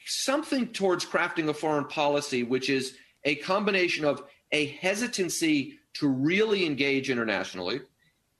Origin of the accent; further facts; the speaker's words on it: San Francisco, California, United States; I'm from San Francisco